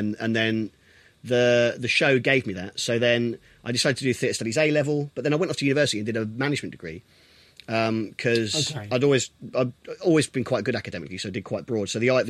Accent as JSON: {"language": "English", "town": "Milton Keynes", "region": "South East England", "country": "United Kingdom", "tie": "born or raised there", "said": "Milton Keynes."}